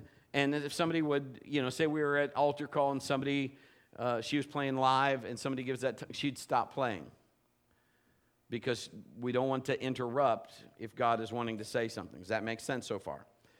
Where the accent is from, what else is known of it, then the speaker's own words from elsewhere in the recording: England, United Kingdom; but it's in English, because obviously I'm English.